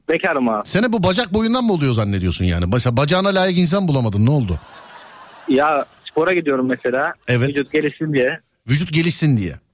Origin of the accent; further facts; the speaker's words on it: Köyceğiz, Muğla, Turkey; Ben Muğla, Muğla Köyceğiz abicim.